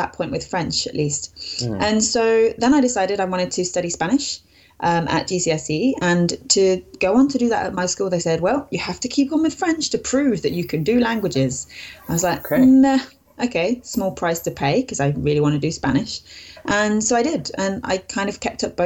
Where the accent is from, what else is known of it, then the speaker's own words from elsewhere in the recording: United Kingdom; first language English; I live in the UK. I've pretty much always lived here